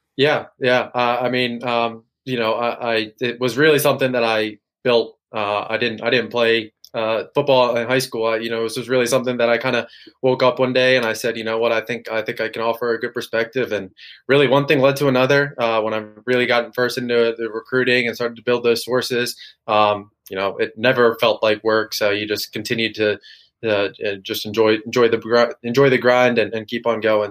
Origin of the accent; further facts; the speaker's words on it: Maryland, United States; I grew up near Maryland, uh, 20 minutes away, 30 minutes away from campus